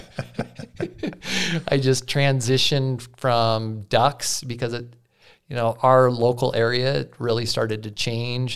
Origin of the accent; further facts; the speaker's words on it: Yellowstone River, Montana, United States; I grew up on the Yellowstone.